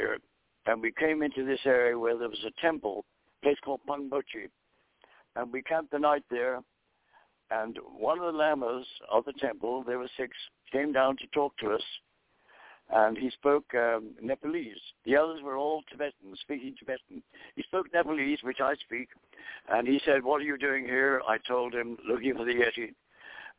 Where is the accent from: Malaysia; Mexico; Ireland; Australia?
Ireland; moved away as an adult; also born or lived in Dublin, Ireland / North Bengal, India; now in United States; I was born in Dublin, Ireland, and we moved to the country when I was 5 years old. I was brought up in the Irish countryside